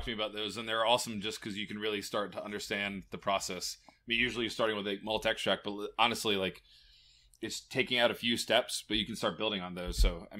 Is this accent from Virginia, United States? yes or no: yes; Virginia Beach, Virginia, United States; So I'm local from Virginia Beach, moved here, lucky Navy kid, moved around a bunch, and then ended up back here.